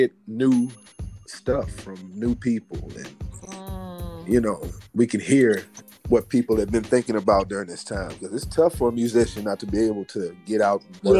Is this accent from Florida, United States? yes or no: no; East St. Louis, Illinois, United States; I'm from the east side.